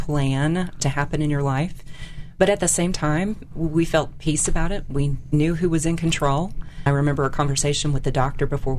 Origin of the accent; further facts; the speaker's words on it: Lick Creek, Illinois, United States; now in Alabama, United States; I grew up in the southern part of Illinois, which is the beautiful part of Illinois